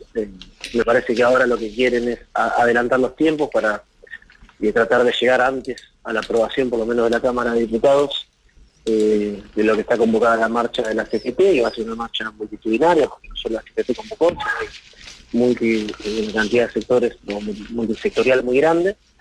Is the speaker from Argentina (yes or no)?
yes; Argentina